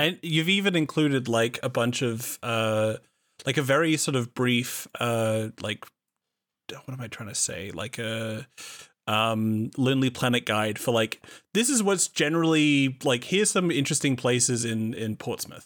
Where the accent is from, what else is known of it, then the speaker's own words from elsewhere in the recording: Australia; I am an Australian